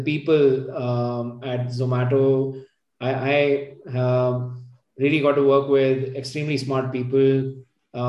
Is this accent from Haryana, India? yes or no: no; Bangalore, Karnataka, India; moved away as an adult; also born or lived in Gurgaon; So my my hometown and my folks are at Bangalore.